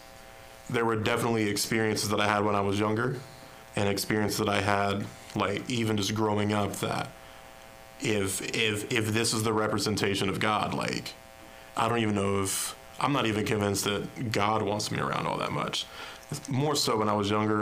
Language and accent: English; Ironton, Ohio, United States; born and raised in Ironton, Ohio